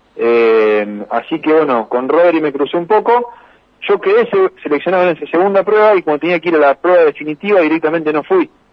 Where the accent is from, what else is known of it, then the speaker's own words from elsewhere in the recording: Las Parejas, Santa Fe, Argentina; las parejas, donde me crié, donde, eh, digamos, me formo como persona día a día, eh, vivo acá